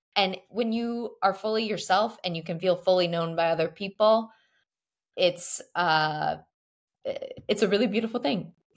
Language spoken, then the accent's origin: English; Texas, United States; now in Paris, France; we come from the great land of Texas